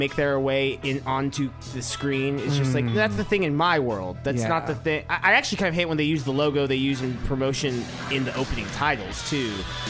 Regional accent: California, United States; Worth noting that we're from California.

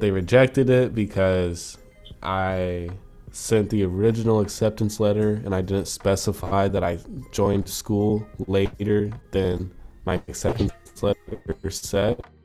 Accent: United States; now in Toronto, Canada; I'm an American citizen

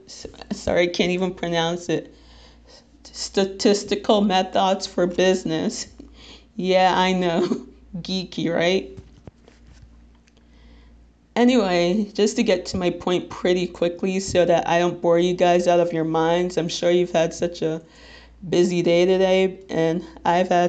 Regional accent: Little Ferry, New Jersey, United States; I'm 22 years old, and I'm from Little Ferry, New Jersey, which, if you're not familiar with, it's in Bergen County

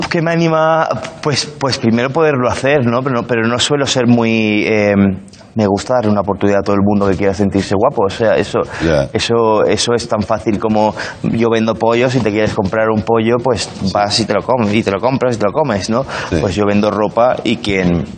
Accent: Spain; moved away; also born or lived in London; soy el español de clase

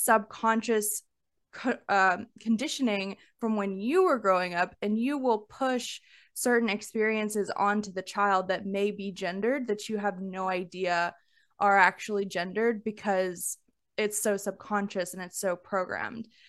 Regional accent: Alabama, United States; growing up in the South, like, I'm from Alabama

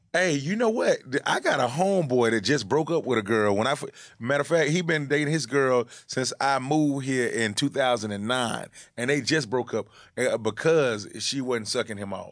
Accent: Decatur, Georgia, United States; moved away as an adult; now in New York, United States; I am from Atlanta.

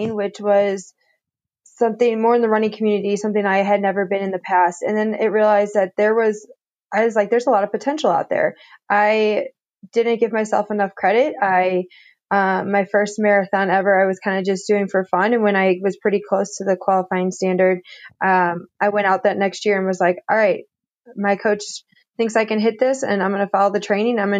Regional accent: St. Louis, Missouri, United States; moved away as an adult; also born or lived in Indiana; now in Flagstaff, United States; I came from St. Louis, Missouri

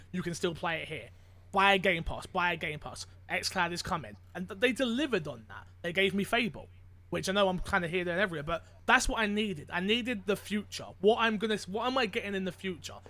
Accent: United Kingdom; I am not Canadian, but British.

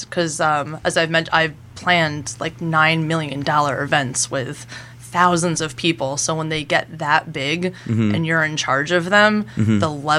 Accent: Jersey Shore, New Jersey, United States; also born or lived in Baltimore / New York; I grew up here.

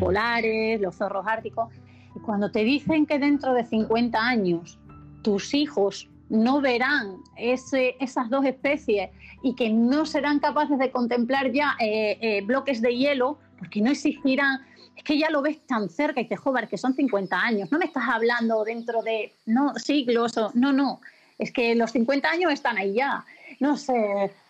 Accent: Extremadura, Spain; yo en Extremadura, al final con este tipo de trabajo, eh, reconozco que no estoy mucho tiempo, no todo el que quisiese, pero es verdad, los, eh, veranos cada vez son mucho más secos allí, en mi tierra

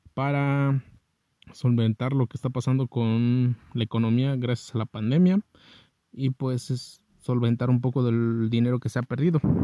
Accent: Mexico; estamos solos como ciudadanos mexicanos

